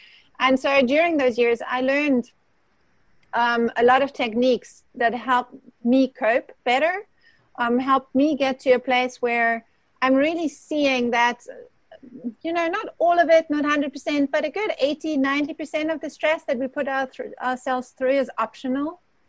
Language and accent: English; Germany; English is a second language; also born or lived in South Africa; now in United States; I've grown up, the short pieces are the growing up in Germany, born in Germany, and then spent the greatest part of all the other places in South Africa, and I'm now in the US.